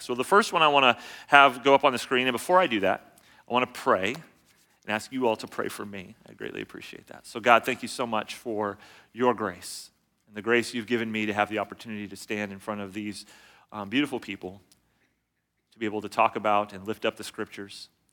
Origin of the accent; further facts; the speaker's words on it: California, United States; I grew up in California